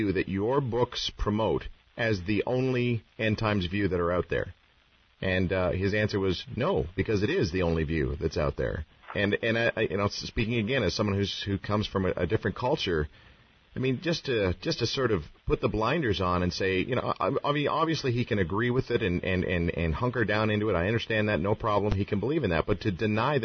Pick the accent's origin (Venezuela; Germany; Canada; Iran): Canada; also born or lived in California / Australia; being a Canadian, having grown up in this country